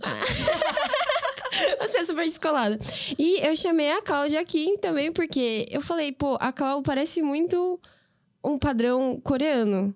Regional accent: São Paulo, Brazil; E eu nasci e cresci em São Paulo, no bairro da Aclimação

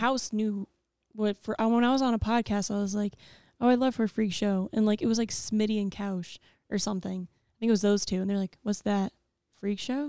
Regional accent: Ohio, United States; I'm from Ohio.

